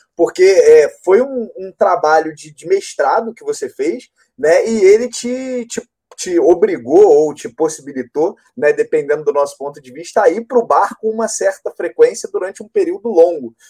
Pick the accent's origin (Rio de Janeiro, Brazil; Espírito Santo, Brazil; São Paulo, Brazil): Rio de Janeiro, Brazil; accent: carioca; do sotaque, sabe que eu sou carioca